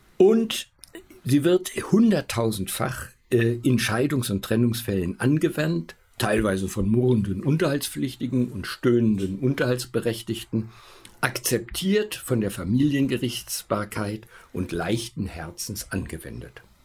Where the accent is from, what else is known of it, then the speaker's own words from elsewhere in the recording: Augsburg, Bavaria, Germany; Ich komme aus Augsburg